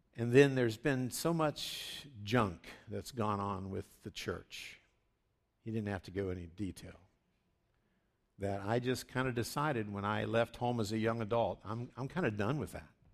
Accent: West Virginia, United States; I grew up in West Virginia, just south of Pittsburgh

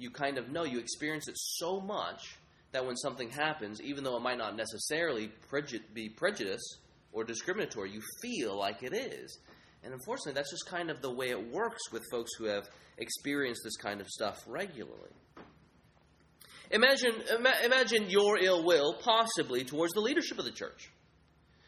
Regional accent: United States; I'm a Chinese American. I grew up here in the American context

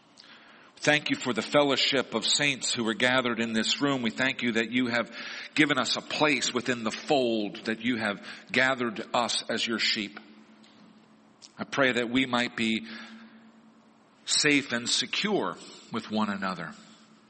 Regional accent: Missouri, United States; moved away; the family descended on my hometown in Missouri

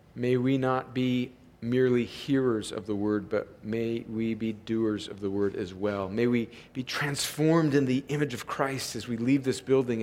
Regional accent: Southern California, United States; I grew up in a in Southern California where there was just crops everywhere

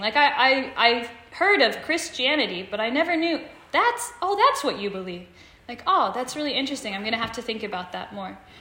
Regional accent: Stafford, United States; moved away as an adult; now in Tokyo, Japan; I'm from Stafford, from west of here, but I've lived in Japan for the last four years now.

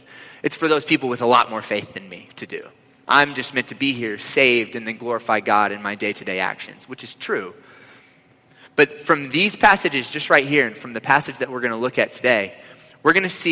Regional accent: the Bible Belt, United States; growing up in the Bible Belt

